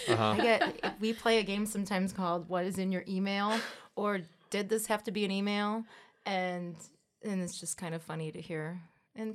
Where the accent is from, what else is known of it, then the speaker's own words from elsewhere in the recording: Oak Forest, Illinois, United States; I'm from Oak Forest.